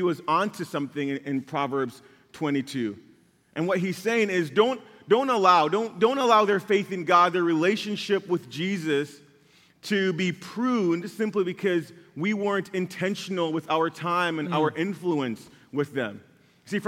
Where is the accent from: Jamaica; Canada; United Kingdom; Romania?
Jamaica; growing up in Jamaica